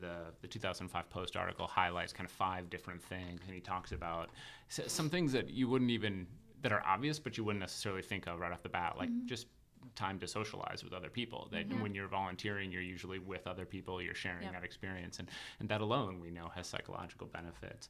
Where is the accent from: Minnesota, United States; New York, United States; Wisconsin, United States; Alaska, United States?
Minnesota, United States; I'm from Minnesota